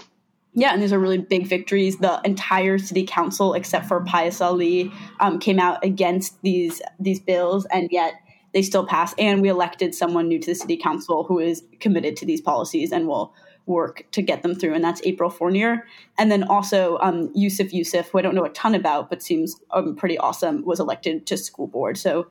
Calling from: Portland, Maine, United States; also calling from Portland, Maine.

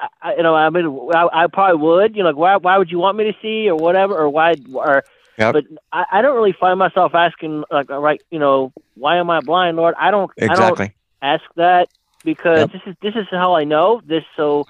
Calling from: Ohio, United States; I'm in Ohio.

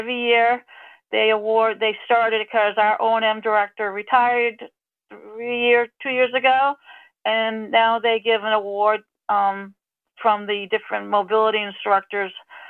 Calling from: Falmouth, Massachusetts, United States; calling from Falmouth, Massachusetts on Cape Cod.

